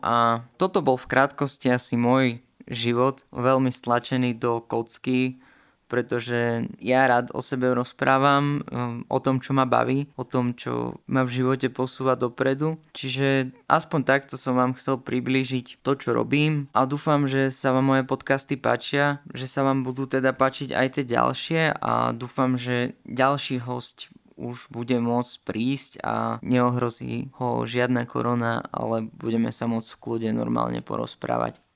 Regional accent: Kežmarok, Prešov Region, Slovakia; also born or lived in Poprad / Dolný Smokovec / Lučivná; sa ma rozhodli rodičia preložiť hneď v druhom ročníku do Kešmarku, kde sme sa následne aj presťahovali

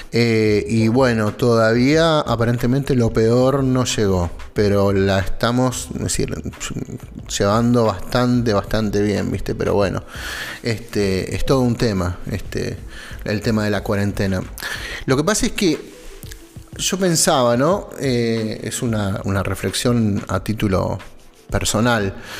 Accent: Argentina; somos argentinos argentinos

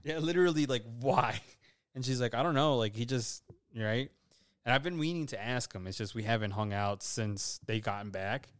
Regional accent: Illinois, United States; we're from Illinois.

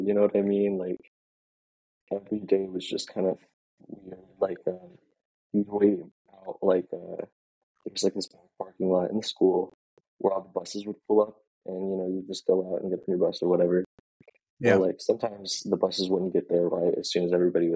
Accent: Scottsburg, Indiana, United States; I'm actually from Scottsburg, which is about like 30 minutes

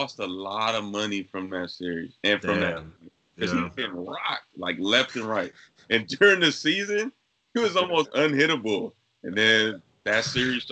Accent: California, United States; I'm originally from California

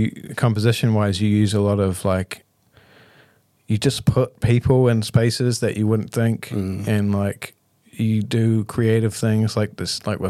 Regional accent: Auckland, New Zealand; I grew up in West Auckland, you know.

